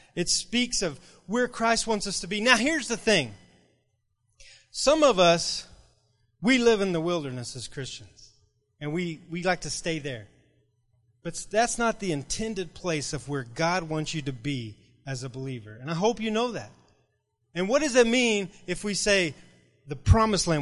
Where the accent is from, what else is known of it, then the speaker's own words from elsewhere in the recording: Rule, Texas, United States; now in Lubbock, United States; I grew up in Rural, Texas, and this little, little bitty town